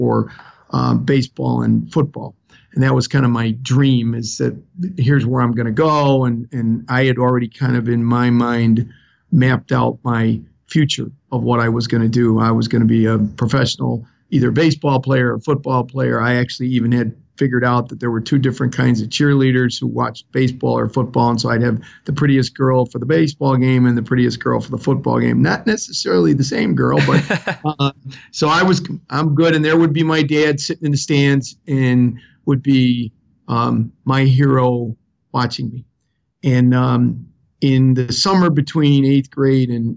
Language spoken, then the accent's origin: English; Chicago, Illinois, United States; accent: South Side of Chicago; I was born in the city of Chicago. Some people will laugh and say, you have an accent. They'll say, I have an accent too. You sound like a guy from the south side of Chicago. And that's true. I grew up around Midway Airport there